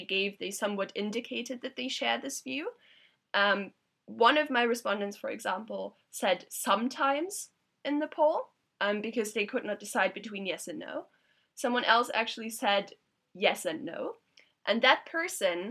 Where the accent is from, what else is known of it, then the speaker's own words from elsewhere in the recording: Germany; moved away; I'm originally from Germany